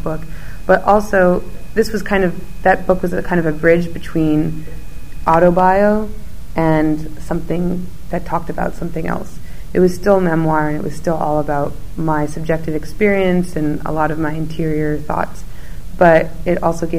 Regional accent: United States; as an American

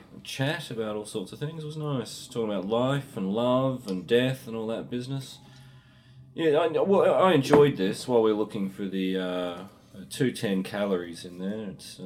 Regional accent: Australia; I'm an Australian. I live in the Australasian region.

